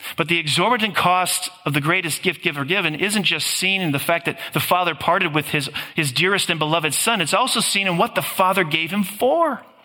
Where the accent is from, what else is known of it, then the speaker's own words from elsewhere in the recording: Green Bay, Wisconsin, United States; living in this mid sized Midwestern blue collar city of Green Bay